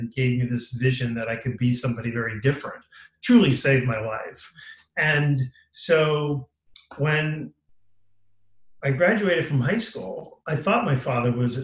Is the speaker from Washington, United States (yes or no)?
no; Long Island, New York, United States; I was a happy kid growing up in Long Island